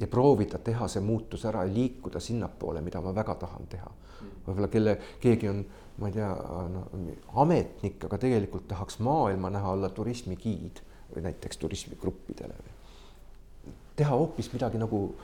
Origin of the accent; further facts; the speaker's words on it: Estonia; mina ja Signe oleme Eestist